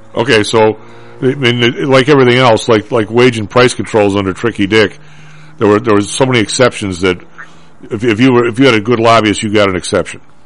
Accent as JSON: {"language": "English", "town": "Chicago", "region": "Illinois", "country": "United States", "said": "I'm from the South Side."}